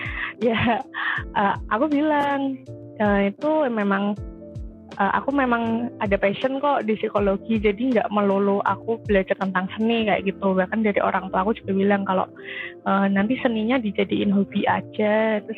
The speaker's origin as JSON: {"language": "Indonesian", "town": "Semarang", "region": "Central Java", "country": "Indonesia", "said": "Aku dari Semarang"}